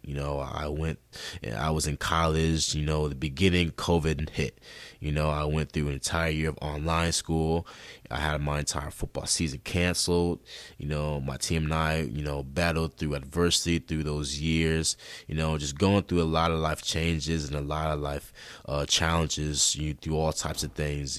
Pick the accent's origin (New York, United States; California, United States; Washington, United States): New York, United States; Rochester; I was born and raised in Rochester, New York, and that's in upstate New York